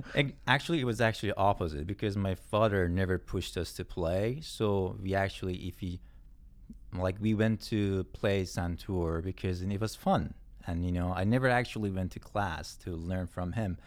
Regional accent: Yazd, Yazd Province, Iran; moved away as an adult; also born or lived in Tehran / Mashhad; now in Canada; I was born in Yazd, and I was, uh, living in Tehran for a few years, and then lived in Mashhad for a few years, too. But most of my teenage years was in Yazd

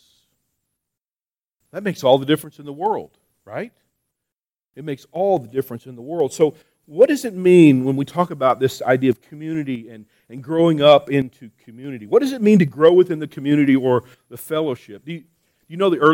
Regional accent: New Mexico, United States; I'm from New Mexico

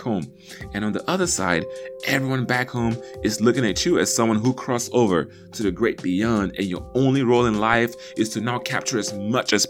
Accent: Nigeria; also born or lived in Baton Rouge, Louisiana, United States; now in United States; We learned English in school growing up in Nigeria, but when we got to the United States and moved to Baton Rouge, Louisiana

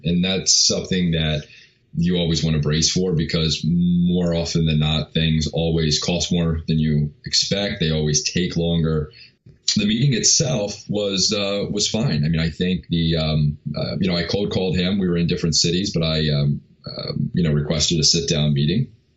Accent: New York, United States; I grew up in New York

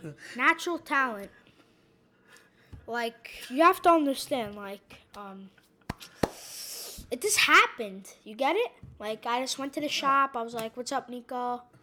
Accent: Salerno, Campania, Italy

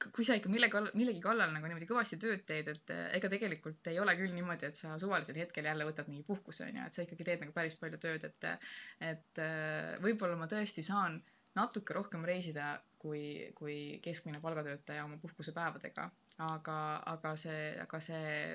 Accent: Estonia; ma olen Ida-Euroopast, Eestist

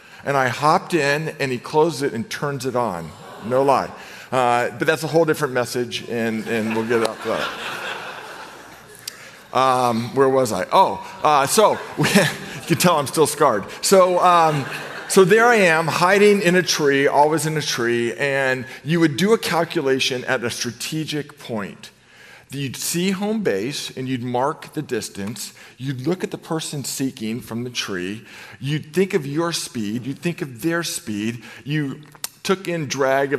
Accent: Novato, California, United States; I grew up in Novato, California

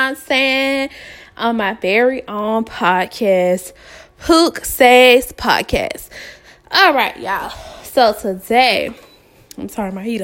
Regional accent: Atlanta, Georgia, United States; also born or lived in Savannah, Georgia; I was born and raised in Atlanta, Georgia. I reside in Atlanta, Georgia right now as we speak.

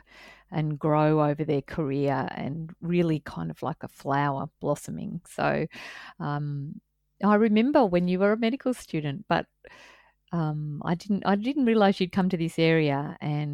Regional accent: Coffs Harbour, New South Wales, Australia; I grew up in Coffs Harbour

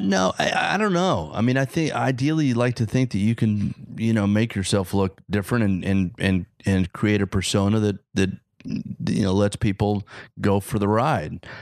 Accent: Oklahoma, United States; accent: rural; moved away; I grew up in Oklahoma

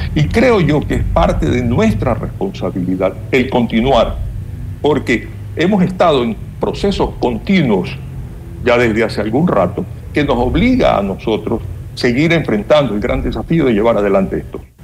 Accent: Ecuador; nosotros como ecuatorianos

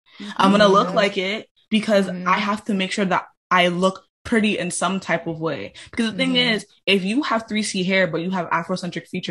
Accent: Jamaica; I'm Black and I'm Jamaican

